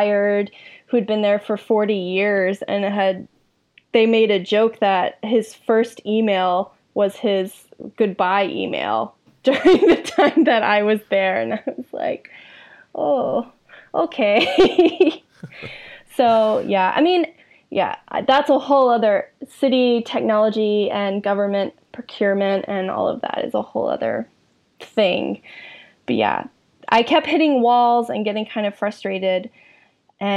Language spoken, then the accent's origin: English; Middle Georgia, United States; moved away as an adult; also born or lived in Boston; I was also from Middle Georgia